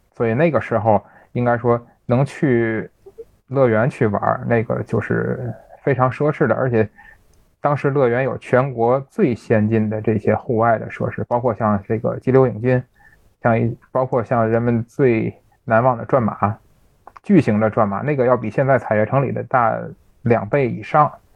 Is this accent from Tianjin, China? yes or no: yes; Tianjin, China; 咱们天津人爱加个儿化音